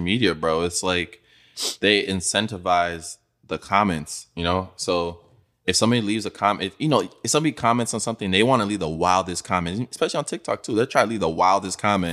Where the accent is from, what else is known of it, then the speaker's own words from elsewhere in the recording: Nigeria; moved away; growing up in Nigeria, bro, I went to high school there